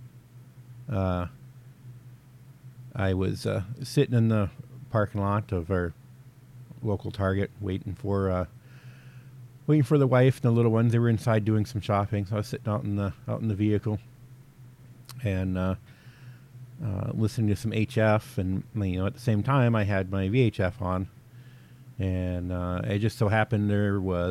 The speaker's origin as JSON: {"language": "English", "region": "the South", "country": "United States", "moved": "yes", "lives_now": "North Dakota, United States", "said": "I'm originally from the South"}